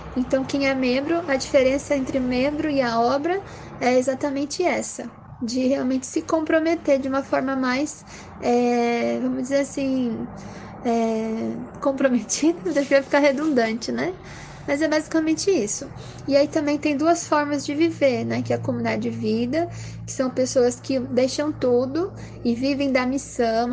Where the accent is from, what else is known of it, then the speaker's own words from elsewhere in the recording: Curitiba, Paraná, Brazil; eu sou aqui de Curitiba, moro e nasci aqui também